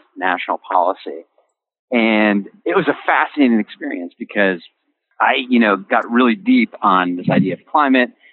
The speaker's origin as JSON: {"language": "English", "town": "Kingston", "region": "New York", "country": "United States", "tie": "born or raised there", "said": "I grew up in a small town in upstate New York, Kingston"}